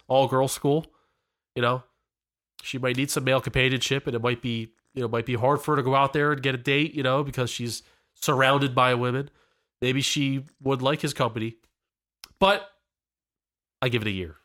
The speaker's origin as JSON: {"language": "English", "region": "Pennsylvania", "country": "United States", "said": "we're from the Pennsylvania area"}